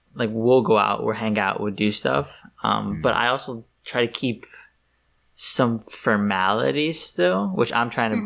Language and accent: English; New York, United States; I was born and raised here in New York